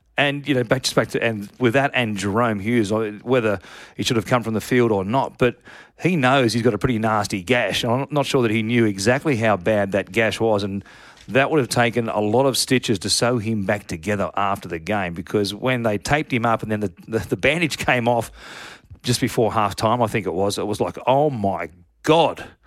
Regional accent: Sydney, New South Wales, Australia; I'm from Sydney, lived my whole life here

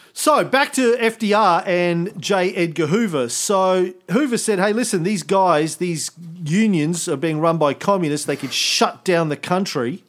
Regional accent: Australia; as an Australian

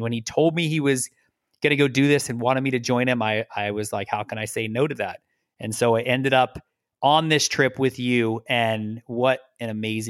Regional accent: Arizona, United States; also born or lived in New York; So I was originally born in New York in the United States, and then moved out to Arizona when I was a kid. So I grew up in Arizona, which is on the other side of the country.

